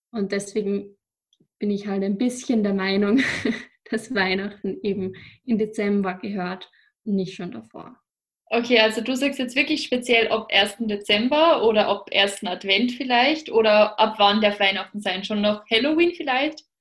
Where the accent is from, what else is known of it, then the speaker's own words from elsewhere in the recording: Upper Austria, Austria; now in Vienna, Austria; Ich komme aus Oberösterreich und wohne derzeit in Wien.